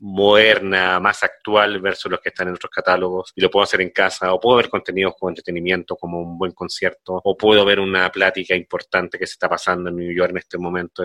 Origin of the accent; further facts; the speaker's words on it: Chile; moved away as an adult; also born or lived in Peru; now in Mexico; yo soy de Chile, llevo acá en México 12 años